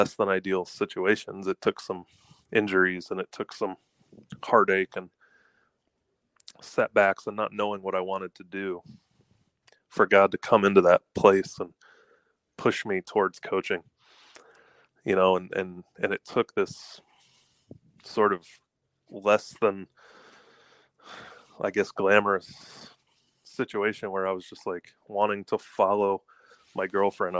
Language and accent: English; Atlanta, Georgia, United States; I grew up in Atlanta, Georgia, in a suburb